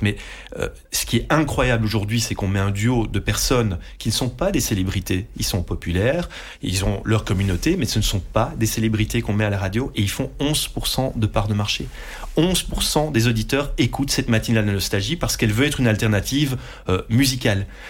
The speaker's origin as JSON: {"language": "French", "area": "Dutch-speaking", "region": "Flanders", "country": "Belgium", "first_language": "Dutch", "second_language": "French", "said": "je suis néerlandophone euh, d'origine, mmh. euh, c'est ma langue maternelle, j'ai fait mes études en néerlandais à la base"}